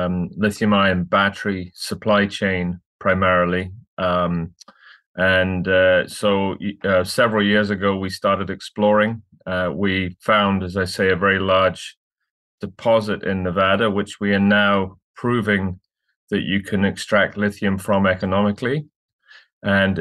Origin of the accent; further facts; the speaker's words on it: Scotland, United Kingdom; moved away as an adult; also born or lived in London; now in Vancouver, Canada; I'm from Scotland originally, trained as a lawyer